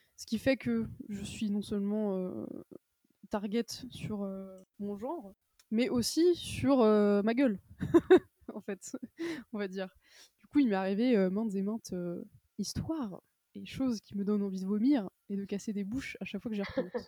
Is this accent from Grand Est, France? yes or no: no; Brittany, France; now in Paris, France; je suis originaire de Bretagne